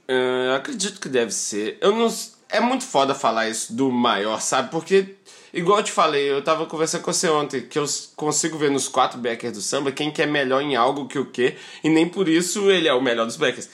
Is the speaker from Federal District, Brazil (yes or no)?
no; Belo Horizonte, Minas Gerais, Brazil; also born or lived in Felixlândia; Sou de Belo Horizonte, beleza, mas eu fui criado assim, ia é sempre para Felizlândia, meu pai é de Felizlândia.